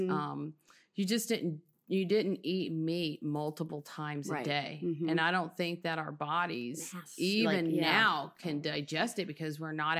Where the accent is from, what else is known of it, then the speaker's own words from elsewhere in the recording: Texas, United States; in Texas in a mobile home until I was 7 years old.